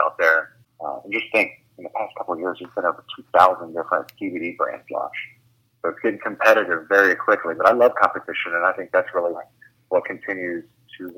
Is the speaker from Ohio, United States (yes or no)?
yes; Ohio, United States; I'm from Ohio, so I'm from a very rural, probably more conservative area